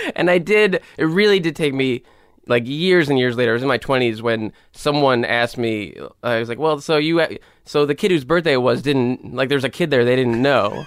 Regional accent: New York City, New York, United States; also born or lived in Pelham, New York; I grew up in the Bronx and then, uh, my family moved to a town called Pelham when I was, like, thirteen or fourteen.

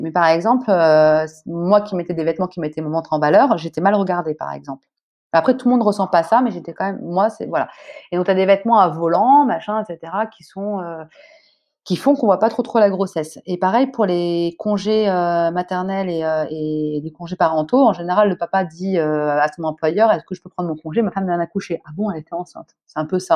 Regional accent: France; also born or lived in Senegal; moi, je suis française

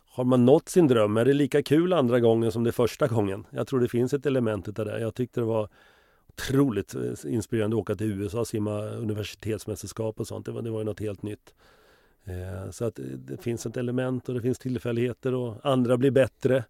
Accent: Finspång, Östergötland, Sweden; also born or lived in Liberia / Stockholm; vi kom hem från Liberia sextionio, så flyttade jag till Finspång nittonhundrasjuttio

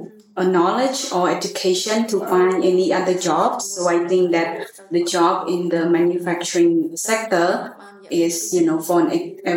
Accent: Puok, Siem Reap, Cambodia; now in Phnom Penh, Cambodia; I'm originally from Siem Reap, Buok. And I moved to Phnom Penh in 2002.

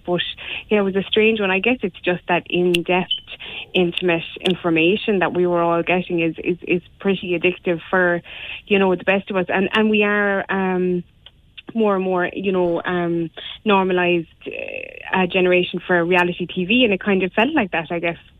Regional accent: Ireland

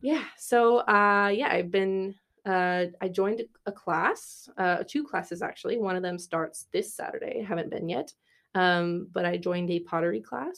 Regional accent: California, United States; moved away as an adult; also born or lived in Berkeley; now in Dublin, Ireland; I'm from California

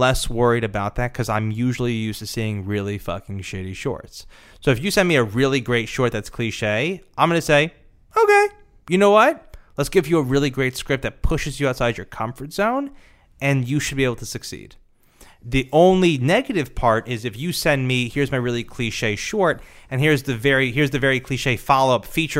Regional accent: Nebraska, United States; I'm from Nebraska.

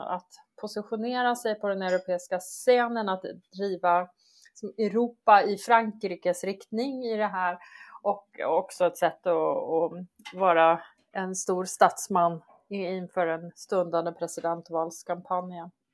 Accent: Sweden; det som vi svenskar är rädda för

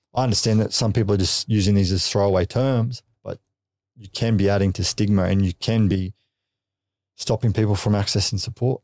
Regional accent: Gold Coast, Queensland, Australia; we grew up on the Goldie

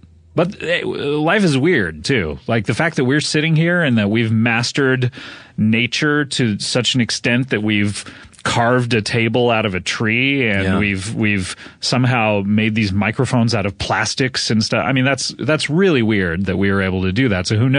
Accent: California, United States; Growing up in Orange County, for your listeners, it is kind of a rich pocket of California. It's a little bit south of Los Angeles.

